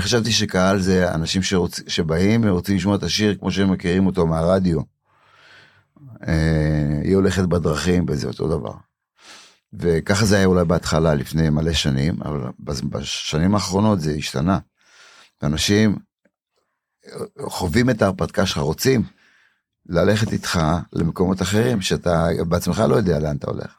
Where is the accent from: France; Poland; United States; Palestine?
Poland; Warsaw, Masovian Voivodeship; now in Israel; בוורשה הייתי יושב מתחת לפסנתר בתור ילד, בן שלוש, ארבע